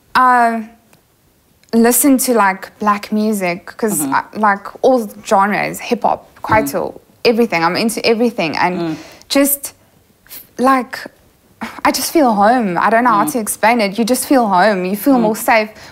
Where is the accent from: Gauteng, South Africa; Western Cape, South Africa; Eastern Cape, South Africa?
Gauteng, South Africa; Kempton Park; also born or lived in Newcastle, South Africa; moved to Kempton Park when I was five years old. Went to Afrikaans primary school, went to an Afrikaans high school.